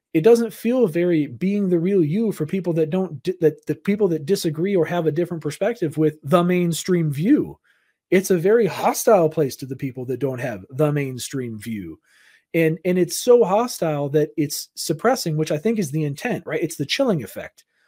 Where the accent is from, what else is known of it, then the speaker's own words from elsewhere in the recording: Southern California, United States; I grew up in Southern California, so it's like my parents had to work in L